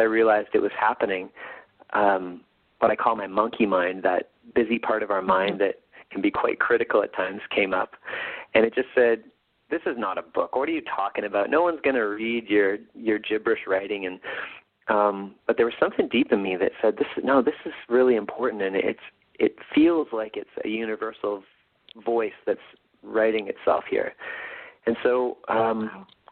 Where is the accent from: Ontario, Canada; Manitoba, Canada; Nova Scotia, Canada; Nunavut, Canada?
Manitoba, Canada; Winnipeg; here in my hometown of Winnipeg